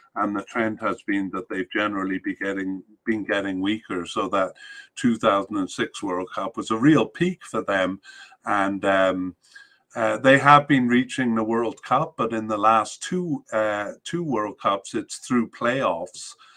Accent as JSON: {"language": "English", "country": "Canada", "said": "as a Canadian"}